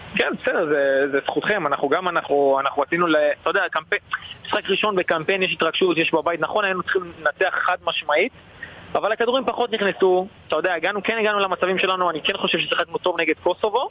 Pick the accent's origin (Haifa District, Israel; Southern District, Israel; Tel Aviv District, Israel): Southern District, Israel; Eilat; moved away as an adult; now in Austria; אני ילד אילתי